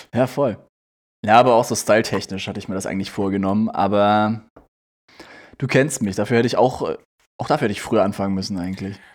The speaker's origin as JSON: {"language": "German", "country": "Germany", "moved": "yes", "said": "in Nienstein, äh, in dem Ort, wo ich herkomme"}